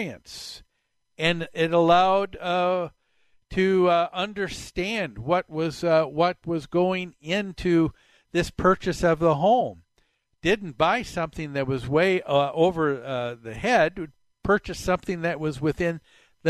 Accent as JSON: {"language": "English", "town": "Plymouth", "region": "Minnesota", "country": "United States", "tie": "born or raised there", "said": "the house that we grew up on Medicine Lake in Plymouth in the mid-60s"}